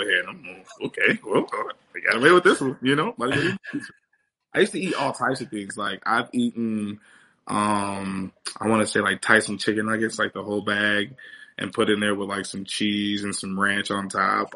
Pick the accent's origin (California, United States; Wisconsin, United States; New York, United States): Wisconsin, United States; moved away; I'm from Wisconsin a little bit, kind